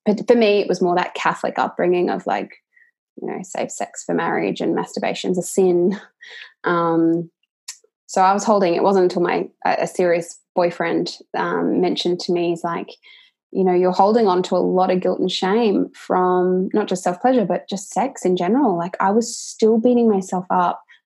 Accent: Australia; I'm from Australia

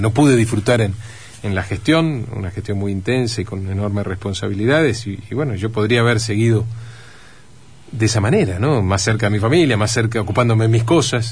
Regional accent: Entre Ríos, Argentina; como muchos argentinos, como muchos entrerrianos, confío en nuestro país, confío en nuestra provincia

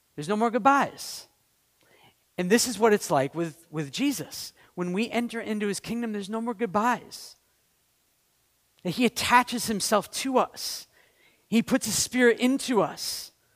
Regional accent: Maine, United States; I'm from Maine.

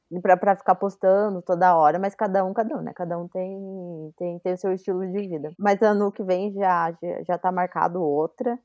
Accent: Brazil; Eu, brasileira

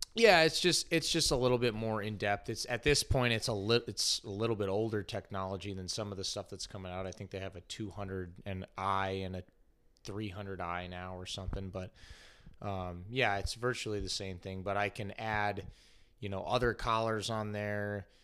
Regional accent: Connecticut, United States; moved away; also born or lived in North Carolina; I'm originally from Connecticut

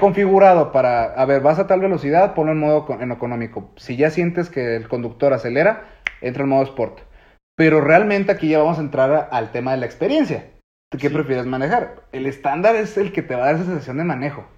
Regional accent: Mexico

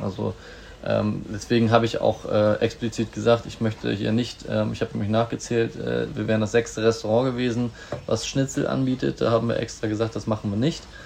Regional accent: Bad Oldesloe, Schleswig-Holstein, Germany; also born or lived in Hamburg; now in Lübeck, Germany; geboren bin ich in Hamburg, aufgewachsen in Bad Oldesloe

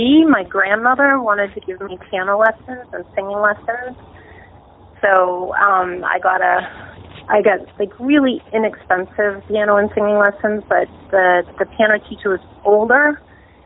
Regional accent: Lowell, Massachusetts, United States; also born or lived in Allston / Somerville; I'm originally from Lowell

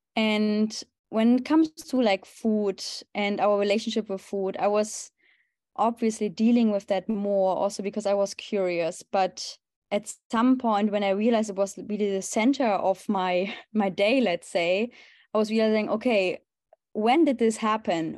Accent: Germany; moved away as an adult; now in Amsterdam, Netherlands; I'm originally from Germany, and currently I live in Amsterdam

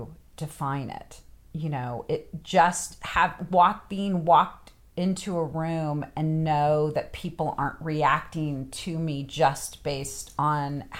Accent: West Coast, United States; moved away as an adult; also born or lived in the South (US); now in United States (the South); when I go back to the West Coast

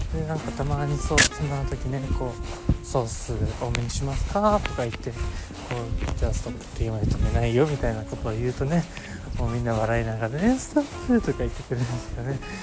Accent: Japan; 僕の地元の小林駅

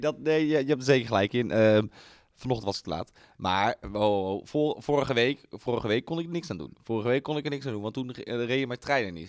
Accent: Apeldoorn, Gelderland, Netherlands; also born or lived in Amersfoort; ik kom natuurlijk uit Apeldoorn. Dus hè, dan, daar heb je het meest mee, daar ben je opgegroeid

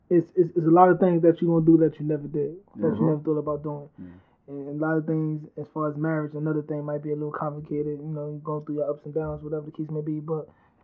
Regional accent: New York City, New York, United States; I'm originally from Harlem, New York. Born and raised in... I raised in Manhattan.

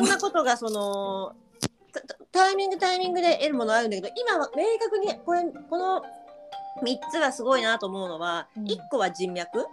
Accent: Hokkaido, Japan; 私地元が北海道なんで

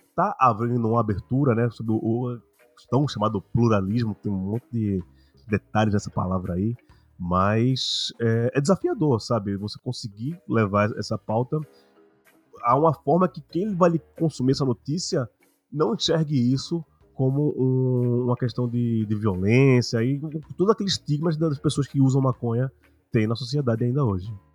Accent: Recife, Pernambuco, Brazil; Eu sou de Pernambuco, sou de Recife

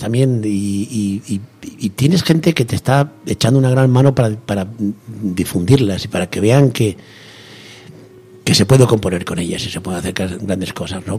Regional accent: Turleque, Castilla-La Mancha, Spain; a Turleque, un pueblecito de Turleque, mi pueblo, a Turleque

